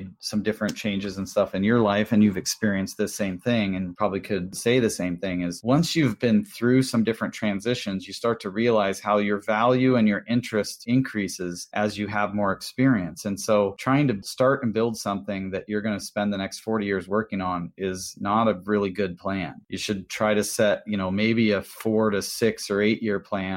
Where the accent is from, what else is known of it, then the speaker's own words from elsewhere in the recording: Washington, United States; I'm from Washington State